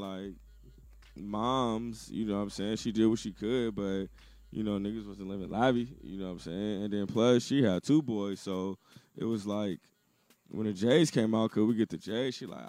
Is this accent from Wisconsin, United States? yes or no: no; Inglewood, California, United States; I'm a kid from Inglewood, California. Shout out the Wood, you know what I'm saying? I'm fucking me, man, shit. Grew up in the Wood, went to Westchester.